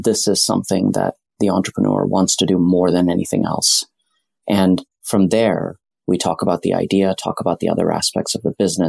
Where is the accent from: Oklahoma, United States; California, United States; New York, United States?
California, United States; Silicon Valley; also born or lived in Delhi, India; I grew up in Silicon Valley around the software industry.